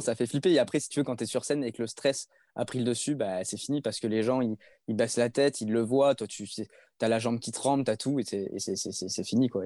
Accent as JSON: {"language": "French", "region": "Provence-Alpes-Côte d'Azur", "country": "France", "said": "je suis de la Côte d'Azur"}